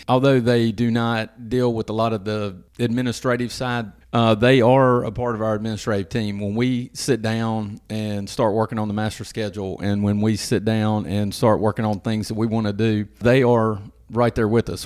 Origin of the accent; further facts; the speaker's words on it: Madison, Mississippi, United States; moved away as an adult; also born or lived in Hernando, Mississippi; I'm from around the Jackson area. I'm from Madison originally.